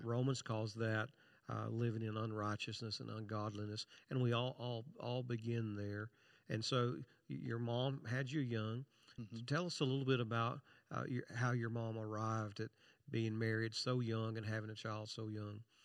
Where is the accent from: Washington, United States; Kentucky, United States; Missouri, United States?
Kentucky, United States; I'm from Kentucky